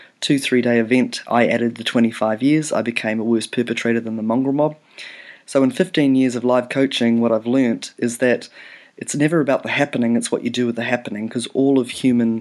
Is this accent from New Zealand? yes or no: yes; New Zealand; also born or lived in Canada; pretty much from the age of 6, 7, brought up in New Zealand